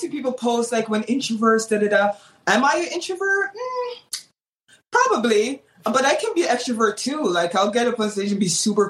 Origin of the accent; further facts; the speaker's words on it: Menominee, Wisconsin, United States; born there; also born or lived in Jamaica; I was born in Menominee, Wisconsin. It's a very small town. I know probably most people haven't heard of it. And then moved to Jamaica, lived there for 10 years